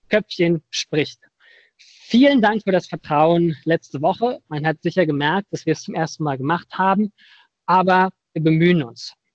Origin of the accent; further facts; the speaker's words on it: Berlin, Germany; moved away as an adult; also born or lived in Netherlands; Naja, ich bin ja ursprünglich aus Berlin und äh, habe da auch studiert. Und dann nach dem Studium bin ich für fünf Jahre nach Holland gegangen für meinen Doktor.